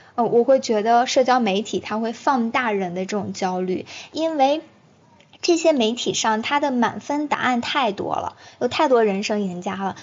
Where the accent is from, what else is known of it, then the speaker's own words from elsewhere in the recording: China; 我们中国人